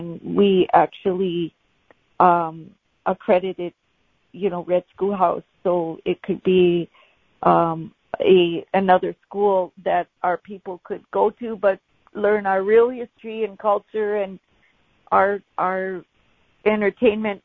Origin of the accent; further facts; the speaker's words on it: Brooklyn Park?, Minnesota, United States; I remember going to school in Bronze Valley, Minnesota